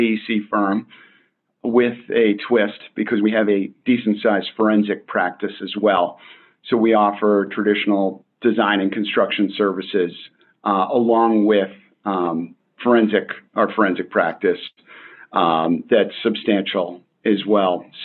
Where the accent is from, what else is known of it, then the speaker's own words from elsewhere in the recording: Boston, Massachusetts, United States; moved away; also born or lived in Maine / New York; I grew up in Boston